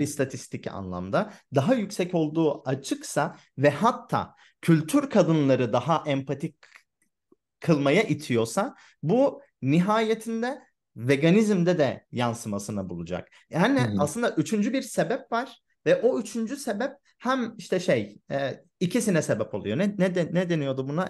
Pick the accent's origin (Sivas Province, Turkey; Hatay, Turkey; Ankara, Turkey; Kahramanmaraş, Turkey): Hatay, Turkey; ben Hatay'da büyüdüm